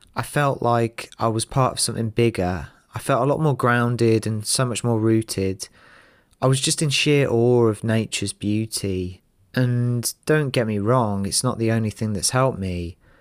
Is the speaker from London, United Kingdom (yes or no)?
yes; London, United Kingdom; I'm originally from North London